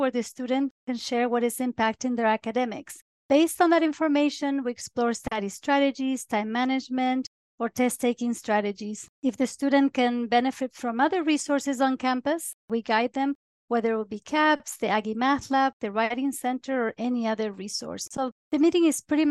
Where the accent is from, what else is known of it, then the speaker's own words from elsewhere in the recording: Córdoba, Argentina; now in Utah, United States; I am originally from Cordoba, Argentina